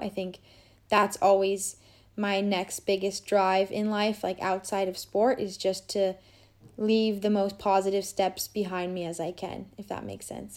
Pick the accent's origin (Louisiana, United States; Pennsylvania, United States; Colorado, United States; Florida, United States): Colorado, United States; Boulder; now in Grand Junction, United States; my parents live in boulder colorado